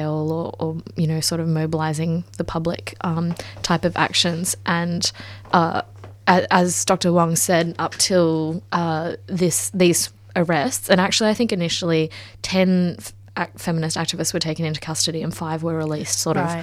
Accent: China; I was born in China in the 80s, so my grandmother and mother, you know, grew up in earlier generations

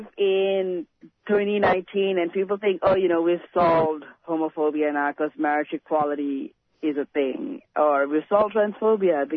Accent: Malaysia; now in Australia; I come from Malaysia, where it's still very precarious to be queer or trans.

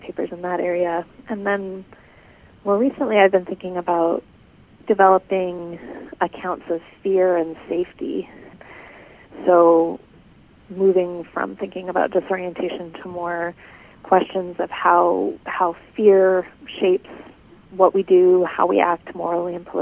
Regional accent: Canada; moved away as an adult; now in Michigan, United States; I'm from Canada originally.

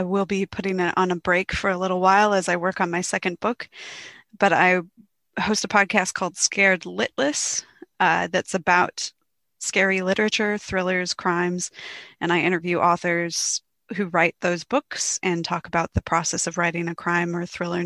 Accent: United States; now in Australia; I am considered an Australian author as well as an American author since I've lived here for 7 years now and I'm a dual citizen

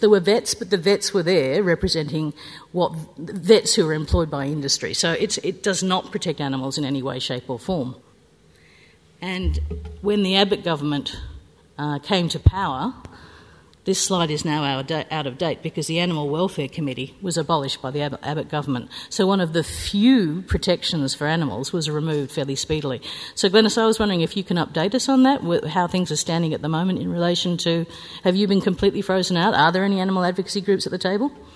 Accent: New South Wales, Australia; I'm from New South Wales

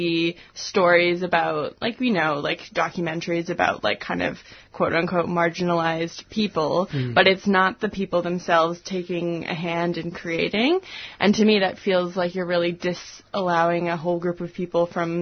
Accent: Canada; moved away as an adult; also born or lived in Vancouver Island; now in Melbourne, Australia; I'm from Canada originally.

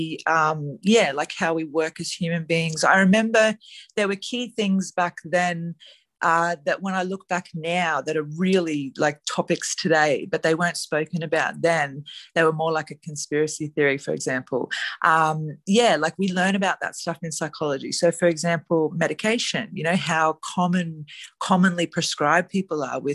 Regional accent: Gold Coast, Queensland, Australia; moved away; I was born on the Gold Coast

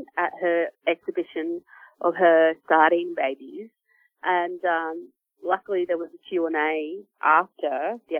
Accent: Australia; now in Victoria, Australia; I am from Gamilaroi Kuma Murawari Nations. Yeah, and I've been down here in Victoria or on Kulin country working in the arts the last 10 years.

